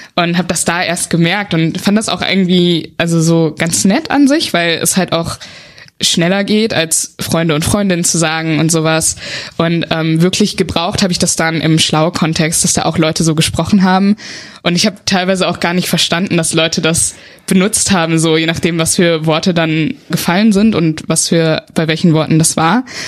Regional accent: Westerwald, Rhineland-Palatinate, Germany; moved away as an adult; now in Bonn, Germany; ich komme aus dem Westerwald, das ist so eine Region oben in Rheinland-Pfalz, aus einem ganz kleinen Dörfchen

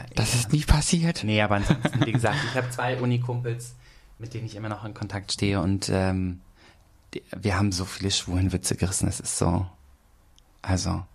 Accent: Schenefeld, Schleswig-Holstein, Germany; moved away as an adult; also born or lived in Nuremberg; now in Hamburg, Germany; jeder weiß, ich komme aus Schenefeld.

